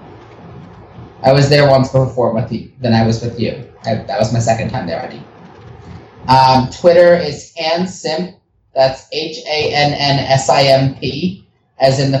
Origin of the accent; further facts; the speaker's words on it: United States; now in Israel; specifically from my background, but as an American